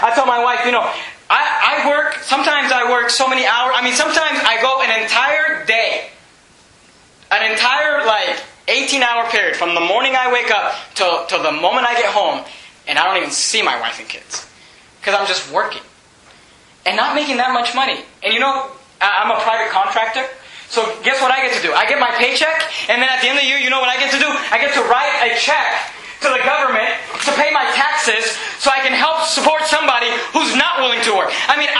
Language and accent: English; United States; I do not want to give up my birthright as an American